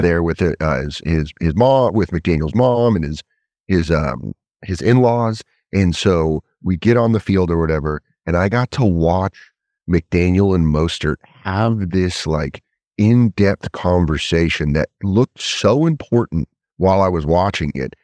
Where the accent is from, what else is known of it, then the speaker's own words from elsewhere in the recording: Colorado, United States; also born or lived in Connecticut; I grew up in Colorado, but I was born I was born in Connecticut